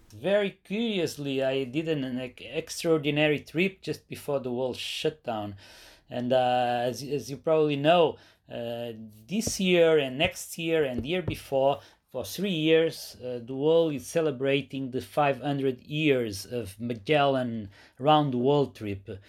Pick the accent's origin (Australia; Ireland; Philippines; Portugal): Portugal; my hometown, which is a very good, uh, spot, a very good place for surfing